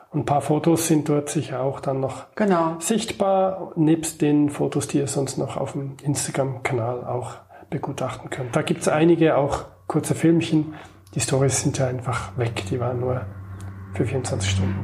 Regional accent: Switzerland; als Schweizer

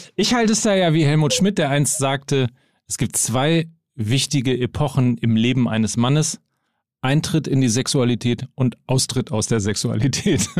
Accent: Germany; wir sind ja Deutsche

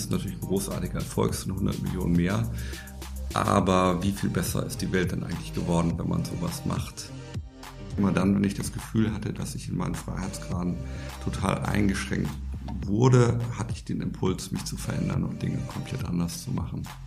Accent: Bremen, Germany; moved away as an adult; Ich bin gebürtiger Bremer, das hört man ein bisschen an meiner Aussprache also in Norddeutschland geboren und aufgewachsen, habe dort auch die ersten 20 Jahre meines Lebens verbracht

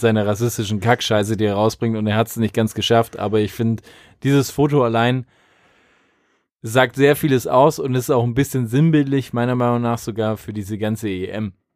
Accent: Germany; als Deutscher

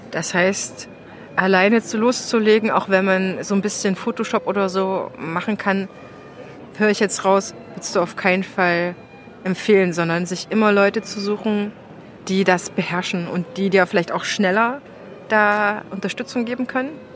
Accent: Thuringia, Germany; moved away; aus meiner alten Heimat Thüringen Erfurt, Jena und Umgebung

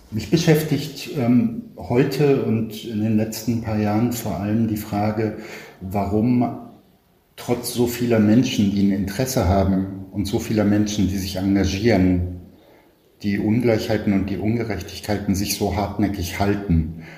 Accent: Berlin, Germany; Ich bin in Westberlin geboren, in Kreuzberg, und war die ersten vier Jahre in einer wie es damals hieß, Ausländerregelklasse zur Schule gegangen

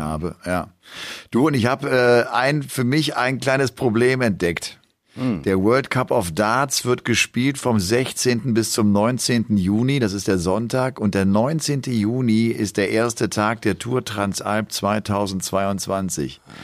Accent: Rhineland, Germany; ich komme ja aus dem Rheinland und ich liebe auch den Karneval, damit mhm. bin ich groß geworden

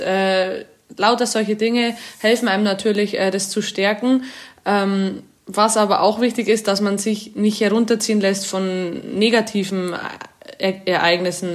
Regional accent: Amberg, Bavaria, Germany; accent: leichter bayerischer Dialekt; now in Paris, France; Ich komme aus Amberg, das ist in der Oberpfalz aus Bayern.

